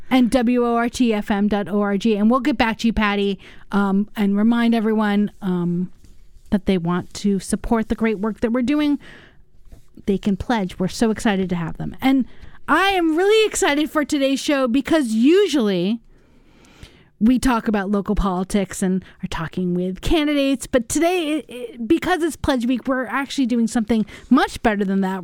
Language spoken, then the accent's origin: English; United States; also born or lived in Los Angeles / New York; now in Madison, United States; I grew up in Los Angeles and New York.